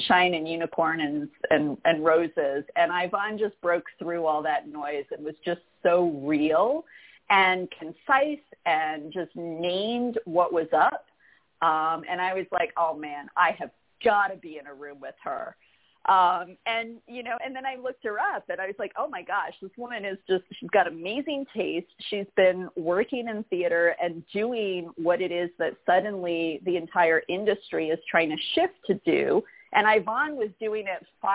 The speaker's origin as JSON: {"language": "English", "region": "New York", "country": "United States", "also_born_or_lived": "Chicago", "moved": "yes", "lives_now": "California, United States", "said": "I'm originally from New York. I just kind of kept gradually making my way west until I landed in California"}